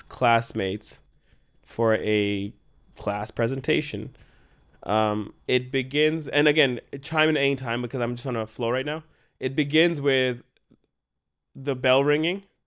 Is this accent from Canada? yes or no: yes; Canada; We are so Canadian